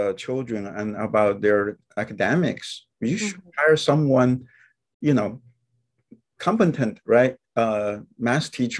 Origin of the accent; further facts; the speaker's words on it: China; moved away; growing up in China during the Cultural Revolution